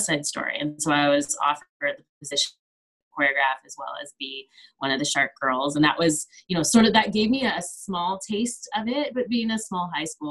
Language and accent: English; Kelowna, British Columbia, Canada; also born or lived in Vancouver, Canada; So I'm originally from, I grew up in Kelowna, British Columbia, Canada.